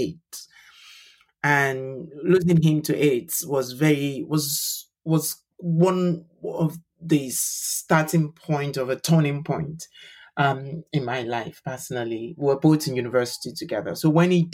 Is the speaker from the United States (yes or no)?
no; Nigeria; moved away as an adult; now in London, United Kingdom; I'm a Nigerian LGBT human rights activist. I live in London with my husband